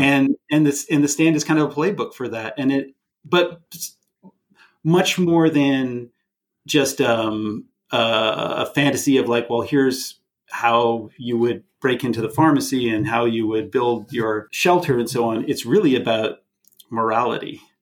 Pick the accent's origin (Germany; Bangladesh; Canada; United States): Canada; not just as a Canadian, but as also a, an American citizen